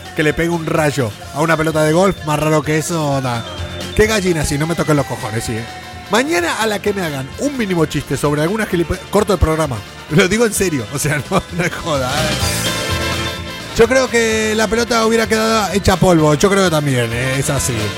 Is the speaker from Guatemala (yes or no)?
no; Argentina; also born or lived in Madrid, Spain; now in Spain; No tenemos muy buen recuerdo los argentinos